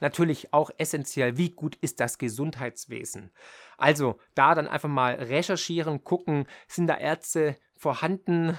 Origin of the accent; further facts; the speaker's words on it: Germany; hier ist meine Heimat, hier ist meine Familie, hier sind die sozialen Netzwerke